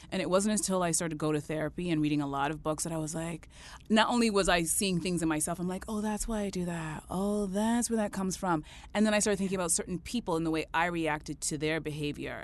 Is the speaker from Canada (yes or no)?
yes; Canada; I'm so proud as a Canadian